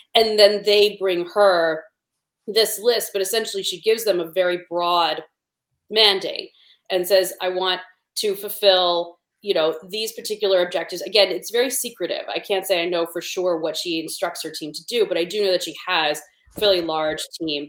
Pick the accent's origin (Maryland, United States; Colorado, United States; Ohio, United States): Ohio, United States; Cleveland; I grew up in Cleveland.